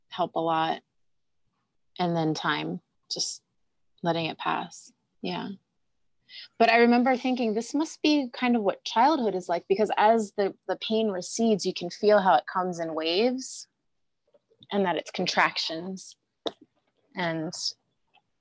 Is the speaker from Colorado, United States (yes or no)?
no; Delaware, United States; I grew up in Delaware